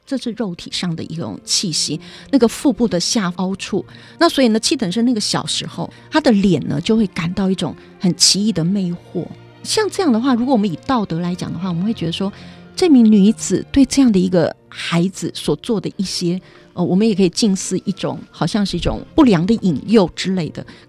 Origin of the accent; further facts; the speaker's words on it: Liuzhangli, Taipei, Taiwan; 我是在六张里长大的，嗯、呃，大概就是一些比较农村型的，一个周遭的成长环境